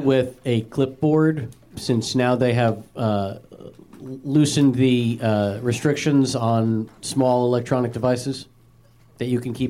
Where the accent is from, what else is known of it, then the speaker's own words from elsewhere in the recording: Fort Lee, New Jersey, United States; And Charlie Callis is also from Fort Lee, New Jersey, my hometown.